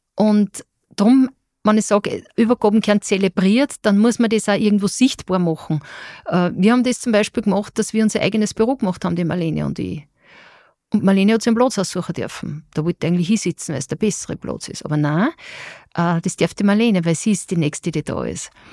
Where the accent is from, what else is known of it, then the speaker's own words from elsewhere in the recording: Austria; als Österreicherin